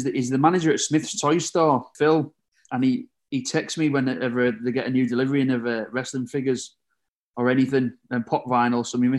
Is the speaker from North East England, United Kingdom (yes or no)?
yes; Middlesbrough, North East England, United Kingdom; It's a local team to me in Middlesbrough. I'm from Middlesbrough